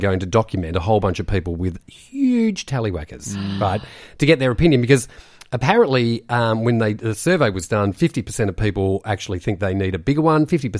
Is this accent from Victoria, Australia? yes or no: yes; Noble Park, Victoria, Australia; born or raised there; also born or lived in Keysborough